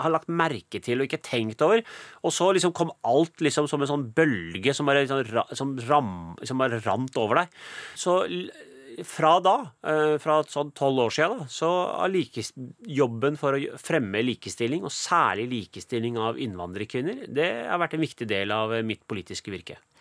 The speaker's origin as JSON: {"language": "Norwegian", "country": "Norway", "tie": "born or raised there", "said": "hun er jo som meg født og oppvokst i Norge"}